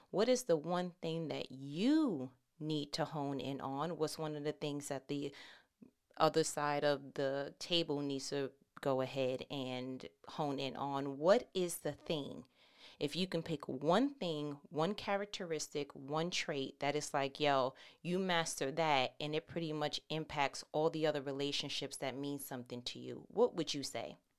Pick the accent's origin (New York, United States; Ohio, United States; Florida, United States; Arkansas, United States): New York, United States; I'm from New York